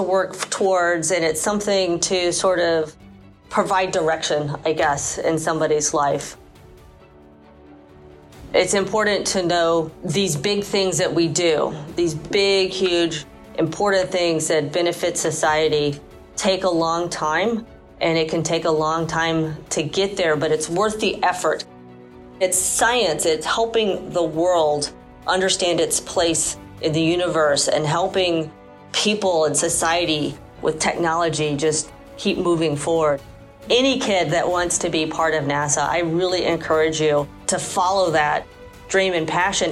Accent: Houston, Texas, United States; I was born and raised in Houston, and so I did grow up with the space program

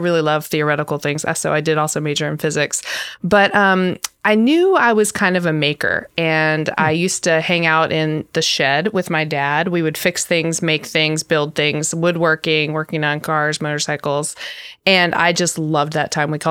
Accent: North Carolina, United States; also born or lived in Michigan; I was born in Michigan. I spent summers there, and I actually grew up though in North Carolina for the most part

